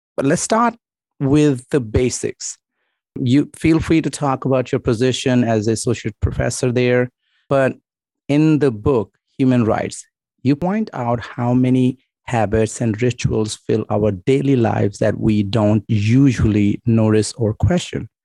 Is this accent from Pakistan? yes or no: yes; Pakistan; I'm Pakistani.